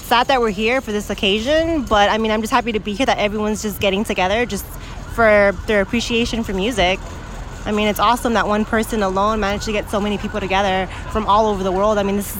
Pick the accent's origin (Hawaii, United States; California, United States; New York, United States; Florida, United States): California, United States; West Covina; West Covina.